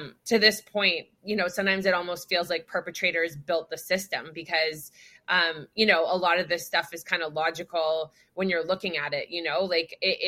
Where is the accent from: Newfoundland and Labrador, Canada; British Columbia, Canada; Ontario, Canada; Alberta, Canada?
British Columbia, Canada; in the province that I grew up in Canada, in British Columbia